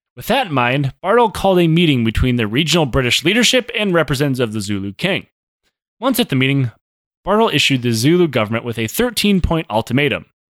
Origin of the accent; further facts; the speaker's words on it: United States; I'm American